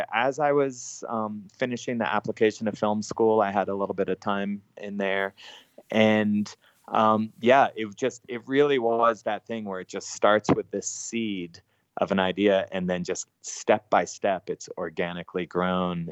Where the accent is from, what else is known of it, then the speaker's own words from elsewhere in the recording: Colorado, United States; also born or lived in New York; I grew up in Colorado and in the outdoors